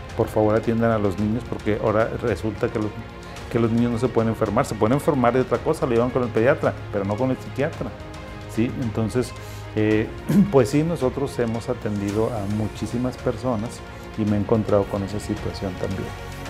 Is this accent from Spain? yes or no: no; Zacatecas, Mexico; moved away; yo soy de Zacatecas, de un municipio y soy de una zona rural rural completamente. Mi papá era agricultor